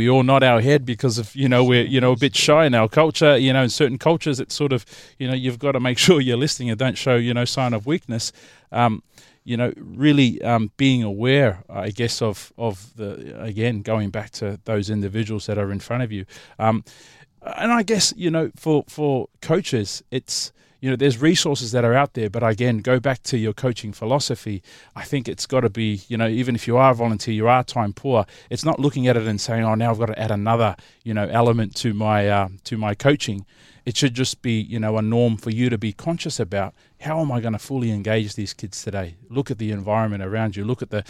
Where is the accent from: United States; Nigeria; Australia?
Australia; also born or lived in Samoa; growing up and playing rugby league and you know, I was born in Samoa, and I remember moving to Australia when I was 12.